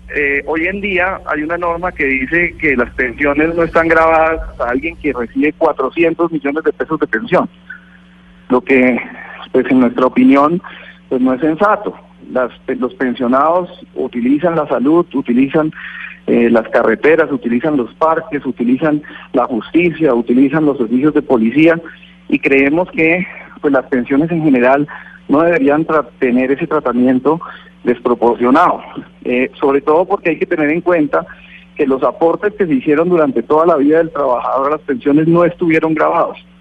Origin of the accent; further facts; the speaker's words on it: Colombia; En nuestro país